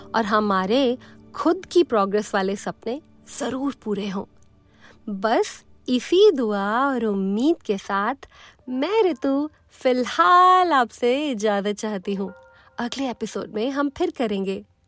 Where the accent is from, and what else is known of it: Delhi, India